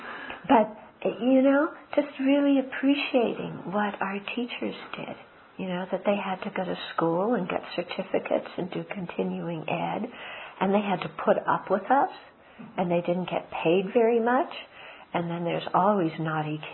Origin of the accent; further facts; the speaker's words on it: Southern California, United States; I grew up in Southern California